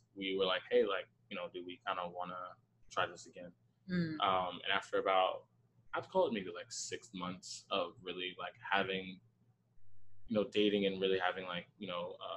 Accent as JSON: {"language": "English", "town": "New York City", "region": "New York", "country": "United States", "also_born_or_lived": "Bushwick, Brooklyn", "said": "I am originally from Queens"}